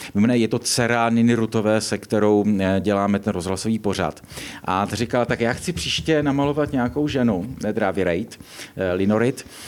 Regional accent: Czechia

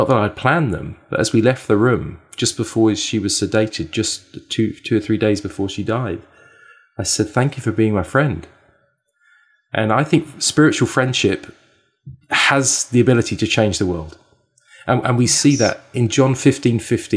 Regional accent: England, United Kingdom; moved away as an adult; also born or lived in Canada; now in Vancouver, Canada; I was born and raised in England. I moved to Canada 8 years ago

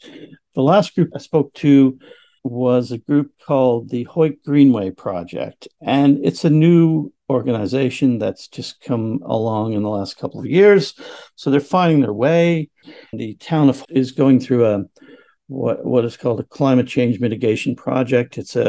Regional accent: Canada; moved away as an adult; I care about this area because I have lived here for 25 years. I immigrated from Canada in 1999 to live with my now wife. And it's where I raised my family.

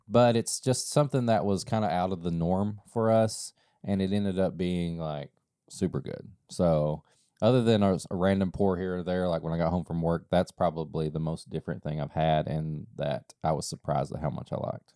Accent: East Kentucky, United States; growing up in East Kentucky

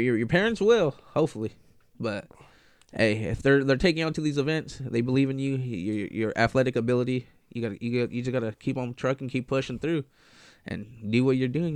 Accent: Lamont, California, United States; also born or lived in east side (Bakersfield area); I grew up in Lamont. I was born and raised in Lamont. Left uh, in like third grade, moved to the east side

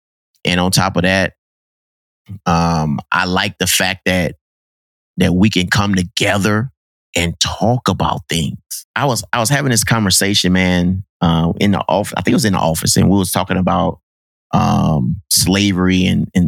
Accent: United States; So how do you think those conversations happened? And how it translates to me growing up in America?

